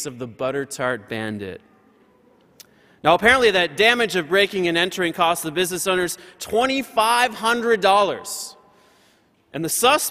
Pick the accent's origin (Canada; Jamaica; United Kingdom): Canada; Windsor, Ontario; Windsor, Ontario. That's my hometown, where I'm from.